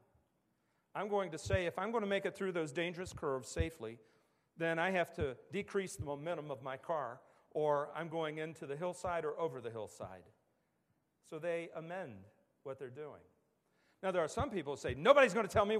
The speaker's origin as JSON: {"language": "English", "region": "West Virginia", "country": "United States", "tie": "born or raised there", "said": "as I was growing up in West Virginia"}